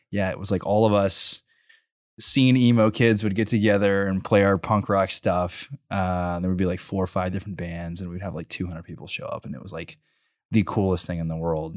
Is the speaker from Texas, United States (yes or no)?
yes; College Station, Texas, United States; also born or lived in Bryan; I grew up in College Station, and then my senior year, my parents were like, "We're gonna move to Bryan.